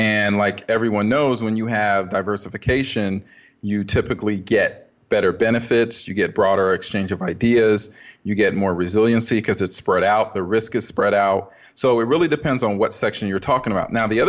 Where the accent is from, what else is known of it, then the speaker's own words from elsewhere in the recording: Dayton, Ohio, United States; also born or lived in Kyiv, Ukraine / West Africa; now in Pittsburgh, United States; I was born in Kyiv, Ukraine, lived there for 3 years. My mother is Ukrainian. My father is Liberian. So we lived in West Africa for 3 years and came here in 86. Lived in Dayton, Ohio for I don't know how long